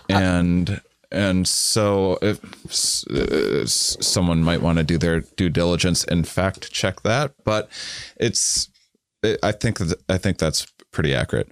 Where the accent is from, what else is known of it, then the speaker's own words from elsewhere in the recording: United States; as an American